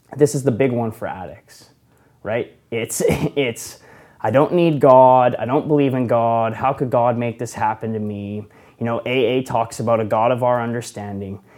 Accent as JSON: {"language": "English", "area": "Okanagan", "region": "British Columbia", "country": "Canada", "said": "I'm from the Okanagan"}